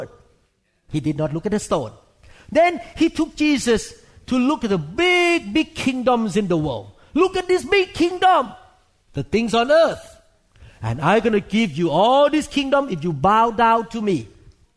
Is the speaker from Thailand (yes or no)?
yes; Thailand; moved away; I grew up in Thailand